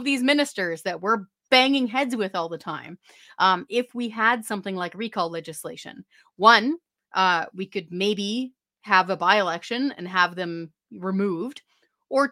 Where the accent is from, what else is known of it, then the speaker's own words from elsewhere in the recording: British Columbia, Canada; moved away as an adult; also born or lived in Hope, British Columbia / Courtenay, British Columbia / Ottawa / East Coast; now in Alberta, Canada; I've got roots in Alberta, but I'm a born British Columbian girl, and I did a long tour of duty in Ottawa and a bit on the East Coast